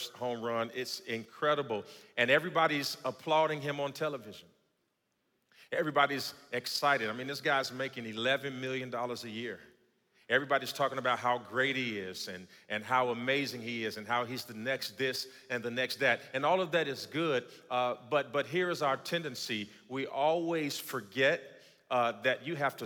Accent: Gary, Indiana, United States; moved away; I grew up in Gary, Indiana

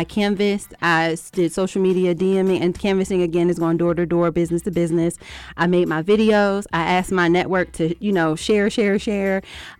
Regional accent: New Jersey, United States; I'm from Jersey.

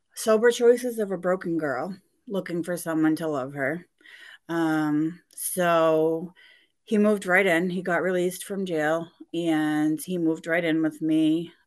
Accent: Gardner, Massachusetts, United States; I grew up in Gardner, Mass, a small little town west of Worcester

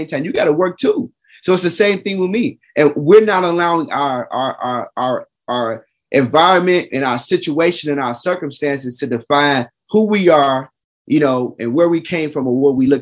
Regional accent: Chicago, Illinois, United States; I'm from Chicago

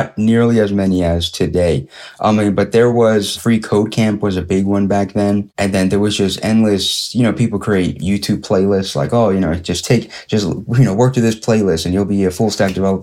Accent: Philadelphia, Pennsylvania, United States; I'm from Philadelphia, PA, city of brotherly love, born and raised, like Will Smith.

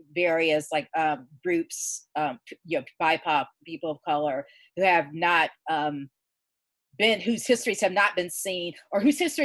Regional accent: Georgia, United States; So I'm from Georgia, born and raised.

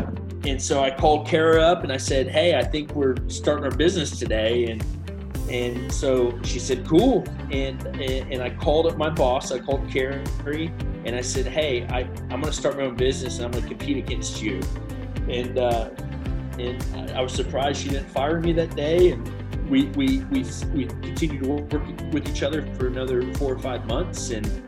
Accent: Chicago, Illinois, United States; also born or lived in Tennessee / California; And so I was born in Tennessee, where they were having some issues at some banks there. And then we went out to California for a little while. And then we were in Illinois. And really my first memories were in the Chicago area. We were in the suburbs

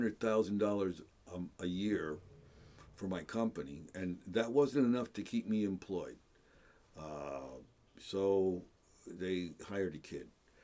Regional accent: Hellertown, Pennsylvania, United States; I grew up and graduated from Hellertown High School.

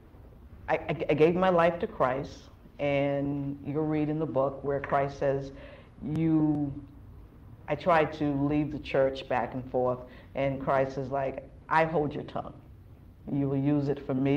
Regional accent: Boston, Massachusetts, United States; also born or lived in New York; I grew up in Dorchester, urban life

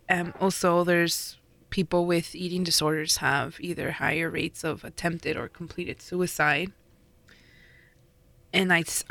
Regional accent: Riverside, California, United States; I grew up in Riverside where there was a DIY punk scene

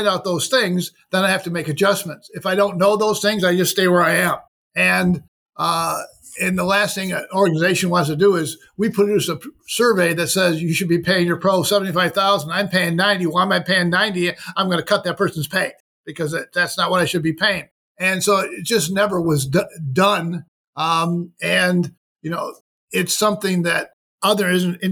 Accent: Rochester, New York, United States; Rochester, New York, which was my hometown

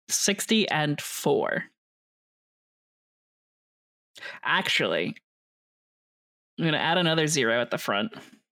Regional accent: Canada; I might be Canadian, but that doesn't mean the high school is in Canada.

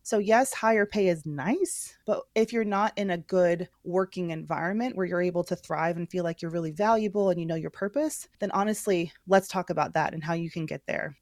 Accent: Georgia, United States; moved away; I'm from Georgia originally

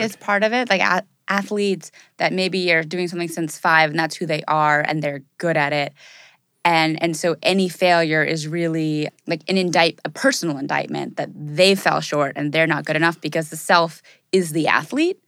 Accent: Los Angeles, California, United States; I grew up in Californ-, I was born in L

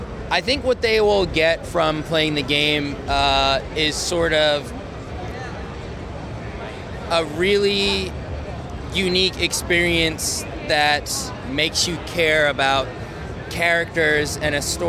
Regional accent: New York City, New York, United States; moved away; I'm actually originally from New York City, from the Bronx

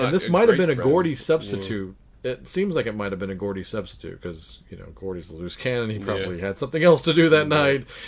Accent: Texas, United States; I grew up in Texas

